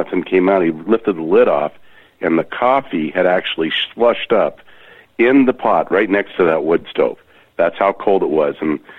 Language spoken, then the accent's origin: English; eastern Washington, United States; And this is right where I was born and raised. My parents etched out the first farm in 55. They lived here in a tent.